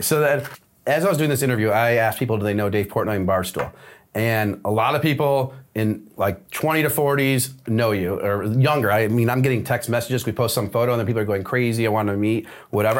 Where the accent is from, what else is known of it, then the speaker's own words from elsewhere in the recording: Detroit, Michigan, United States; we're from Detroit.